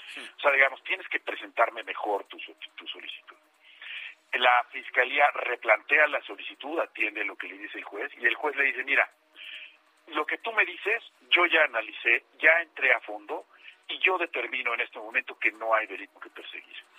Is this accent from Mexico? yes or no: yes; Mexico; como mexicano